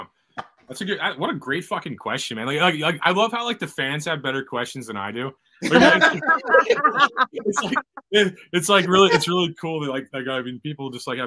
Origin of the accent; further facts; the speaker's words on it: Missouri, United States; Oh no, I hate LA. I don't like California. {S11} Oh. {S9} I can't do it. I'm from Missouri.